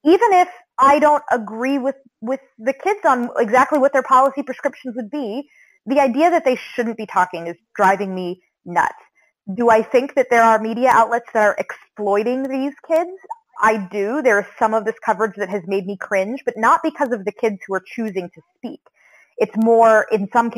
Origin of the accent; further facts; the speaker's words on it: Central Florida, United States; moved away; I grew up in Central Florida